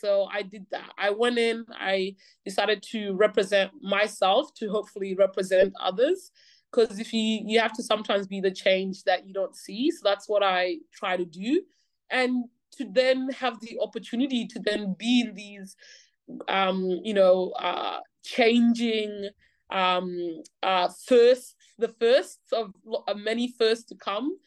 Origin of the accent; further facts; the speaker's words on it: Australia; growing up in Australia